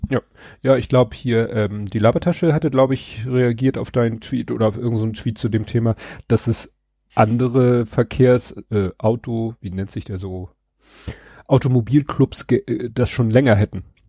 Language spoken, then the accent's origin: German; Hamburg, Germany; in Stalzhoop in dem Ring, wo ich aufgewachsen bin